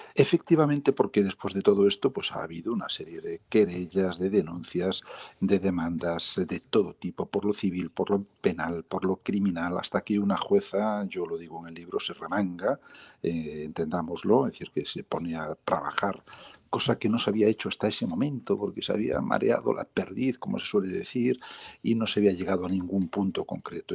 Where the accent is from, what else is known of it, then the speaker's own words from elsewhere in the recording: south of Lugo, Ribeira Sacra, Galicia, Spain; soy gallego, que no he nacido en Coruña, pero con una gran vinculación por esa ciudad maravillosa, soy del sur de Lugo, de la Riviera Sacra